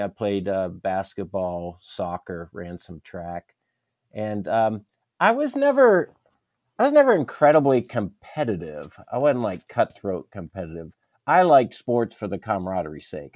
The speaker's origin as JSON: {"language": "English", "region": "Pennsylvania", "country": "United States", "tie": "born or raised there", "also_born_or_lived": "Maryland / Wisconsin / Dallas, Texas", "moved": "as an adult", "lives_now": "San Antonio, United States", "said": "I was born in Maryland, raised in Pennsylvania, came here to go to graduate school in Dallas"}